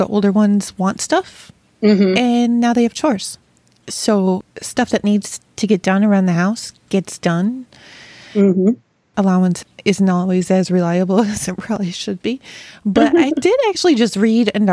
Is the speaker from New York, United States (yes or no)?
yes; Rochester, New York, United States; moved away; I grew up in Rochester, which is Wegmans' hometown